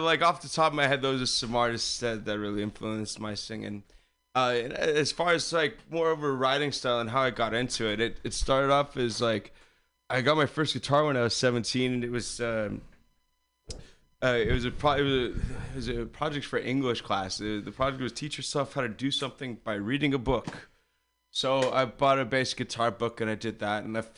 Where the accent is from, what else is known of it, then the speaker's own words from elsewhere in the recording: San Carlos, California, United States; I'm from San Carlos, just out on the peninsula.